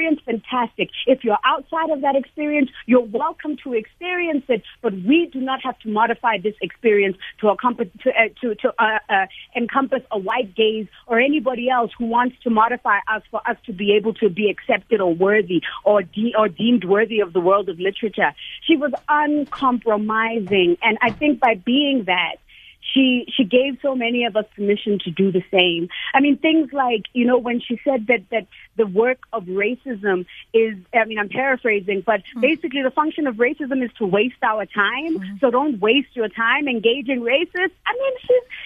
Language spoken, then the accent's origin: English; South Africa; as a Black girl growing up in South Africa